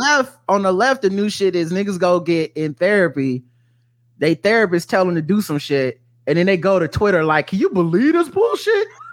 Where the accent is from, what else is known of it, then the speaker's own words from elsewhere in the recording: the South, United States; I was raised in the South